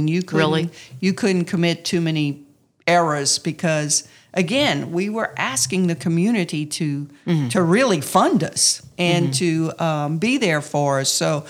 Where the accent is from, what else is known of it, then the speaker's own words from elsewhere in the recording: Louisiana, United States; And I could sell it because I'm a Cajun girl. I graduated from here.